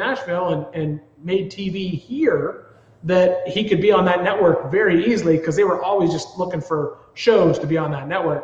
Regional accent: Smiths Falls, Ontario, Canada; moved away; I grew up in Ontario, born there, a small little town called Smiths Falls, Ontario

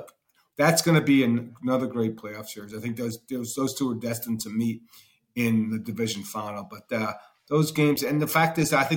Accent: United States; I'm from America. I'm not from Canada.

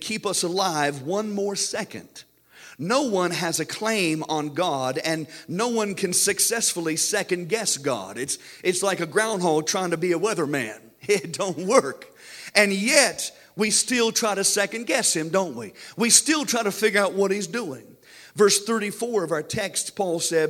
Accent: United States; we as American Christians are spoiled.

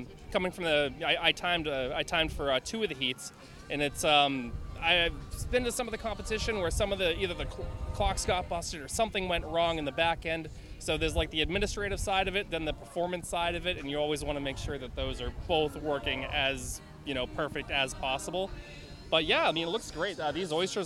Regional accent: Boston, Massachusetts, United States; I'm from Boston, Massachusetts

